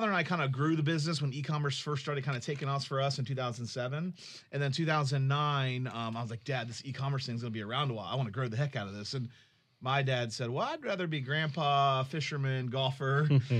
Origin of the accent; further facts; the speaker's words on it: Jacksonville, Florida, United States; Yep. Born and raised.